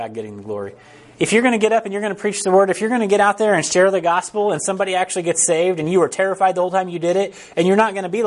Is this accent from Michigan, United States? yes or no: no; Harrisonville, Missouri, United States; We're from Harrisonville.